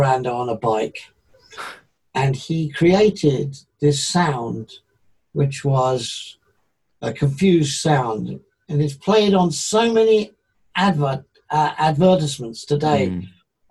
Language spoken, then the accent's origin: English; England, United Kingdom; being English